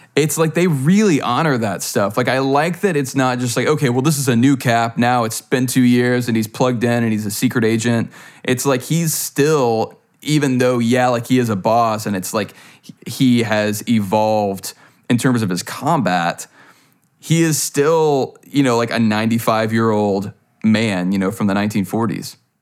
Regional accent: Louisiana, United States; I'm from Louisiana

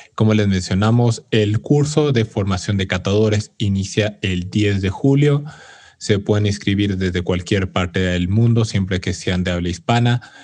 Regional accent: Mexico; como orgullo mexicano

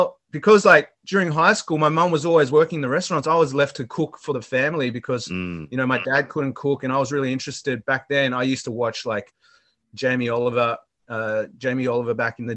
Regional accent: Sydney, New South Wales, Australia; And I was born in Australia, in Sydney, Australia. And I actually grew up in restaurants. My mother is a Vietnamese icon in the Sydney dining scene.

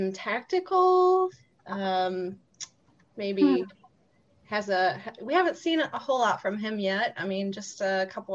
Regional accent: Chicago, Illinois, United States; I'm 28. I'm from Chicago. Recently married.

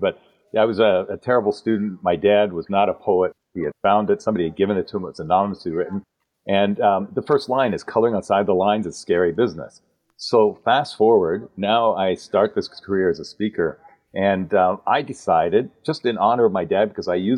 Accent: Canada; accent: Canadian; moved away as an adult; also born or lived in Dallas, Texas; now in United States; you'll notice by the way I talk, I'm a Canadian. I defected to the States, as my dad used to say, almost 30 years ago.

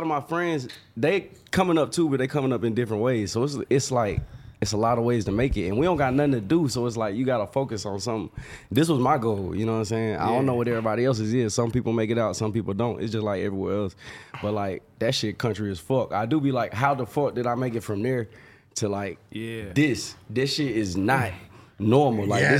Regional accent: California, United States; born there; But also, we was, you know, we was born in California.

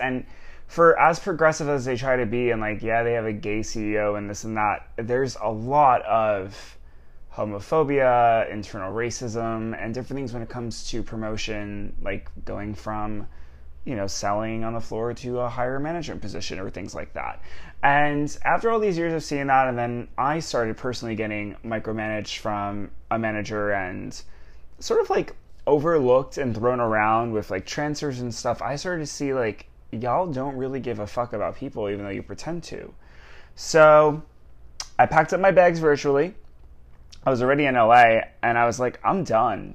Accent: New York, United States; moved away as an adult; born and raised in New York

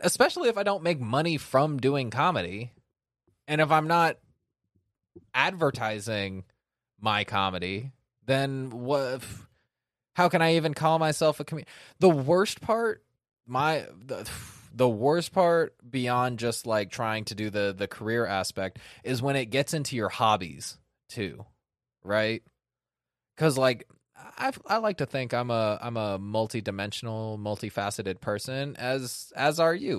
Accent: Sacramento, California, United States; born or raised there

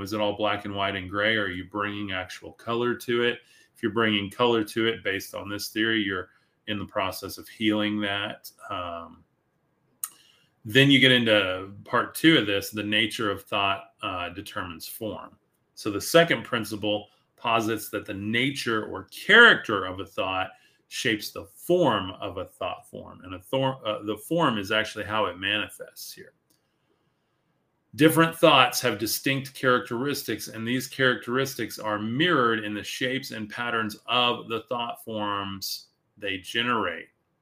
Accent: West Texas, United States; I'm from West Texas

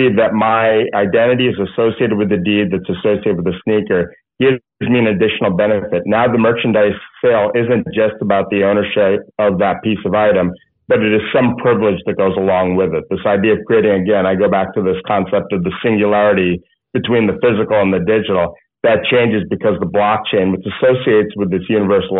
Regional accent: United States; now in California, United States; I grew up in the New York, New Jersey area

